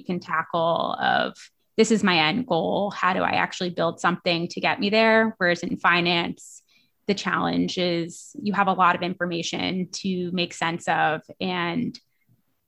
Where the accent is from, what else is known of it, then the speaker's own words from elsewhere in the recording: New York City, New York, United States; moved away as an adult; now in San Francisco, United States; I grew up in Manhattan, so I'm a city kid, and I moved out to the West Coast to go to Stanford.